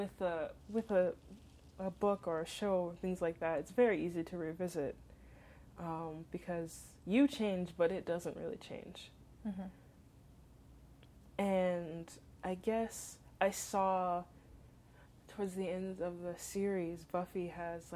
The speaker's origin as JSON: {"language": "English", "region": "Southern California", "country": "United States", "tie": "born or raised there", "also_born_or_lived": "Western Massachusetts", "moved": "as an adult", "said": "home was in Southern California"}